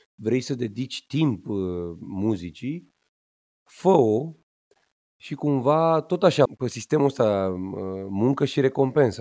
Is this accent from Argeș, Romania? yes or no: yes; Pitești, Argeș, Romania; eu m-am născut în Pitești, județul Argeș, frumos, la spitalul județean